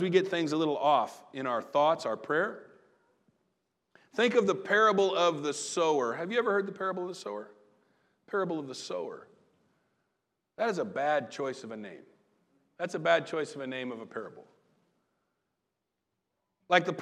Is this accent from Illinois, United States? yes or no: yes; Southern Illinois, United States; now in Terre Haute, United States; I grew up in Southern Illinois